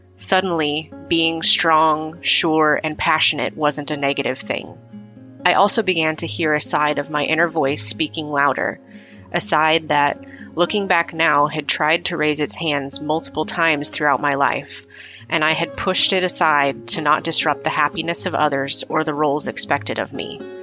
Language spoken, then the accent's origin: English; Midwest, United States; growing up in the Midwest in the 80s